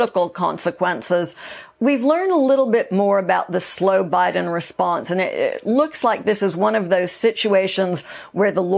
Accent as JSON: {"language": "English", "town": "Monterey Park", "region": "California", "country": "United States", "tie": "born or raised there", "said": "I grew up in Monterey Park"}